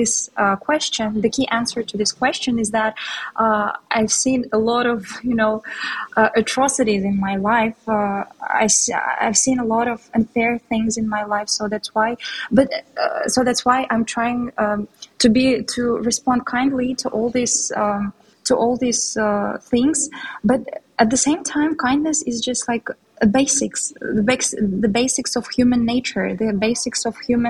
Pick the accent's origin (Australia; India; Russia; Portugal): Russia; first language Tatar and Russian; English is a second language; now in Istanbul, Turkey; I was born in Russia, and in Russia we have a lot of ethnic minorities